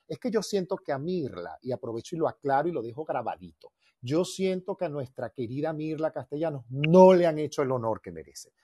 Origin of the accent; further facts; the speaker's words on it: Venezuela; moved away as an adult; now in Mexico; Esos son los desayunos de mi tierra, las armonías de mi tierra.